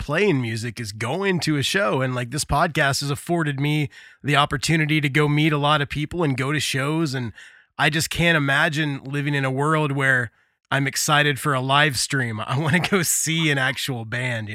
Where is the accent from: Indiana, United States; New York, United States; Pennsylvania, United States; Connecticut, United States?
Indiana, United States; I grew up in Indiana, which is where I'm at right now, middle of the country